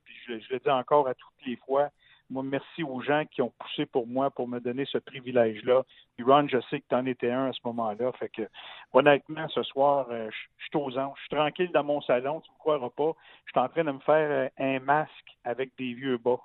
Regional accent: Gatineau, Quebec, Canada; moved away as an adult; also born or lived in Montreal; un petit gars de Gatineau qui, euh, qui avait roulé sa bosse dans le monde de la radio

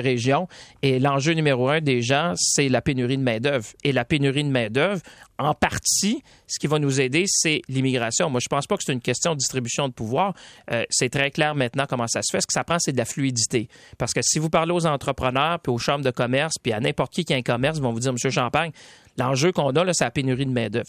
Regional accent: Quebec, Canada; ici chez nous au Québec

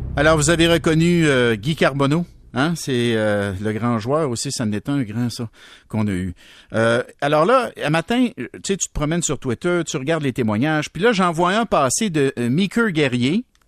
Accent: Berthierville, Quebec, Canada; je viens de la région de Berthierville

